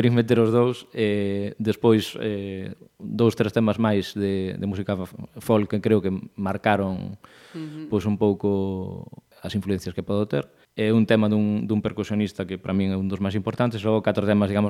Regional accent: Pontevedra, Galicia, Spain; also born or lived in Arcade / Soutomaior; creo que cando tiña eu 4 ou 5 anos xa nos viñemos a, a vir para aquí, porque os meus pais tiñan destino, son profesor, eran profesores os dous, uh -huh eh, tiñan destino en, aquí en Pontevedra

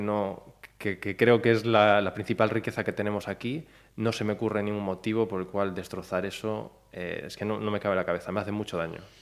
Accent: Ponteareas, Galicia, Spain; moved away; also born or lived in Mexico City, Mexico; yo soy de Forneros de, Arribe, de, Forneros, o sea, no soy de pues, una aldea cerca de Ponteareas

